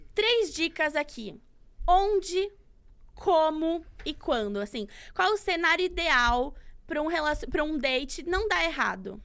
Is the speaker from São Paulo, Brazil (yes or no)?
yes; Santos, São Paulo, Brazil; uma corrida que é importante lá da minha cidade